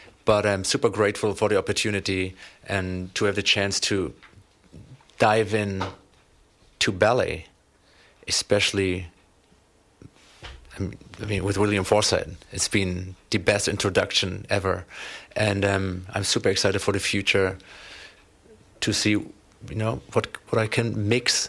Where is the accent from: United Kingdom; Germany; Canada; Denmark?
Germany; moved away as an adult; now in Los Angeles, United States; I was born and raised in Germany, but moved to Los Angeles 3 years ago, where we